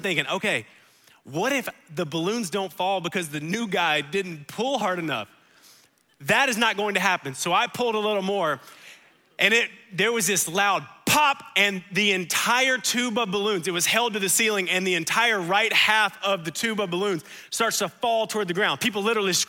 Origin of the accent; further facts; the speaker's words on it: United States; I'm an American.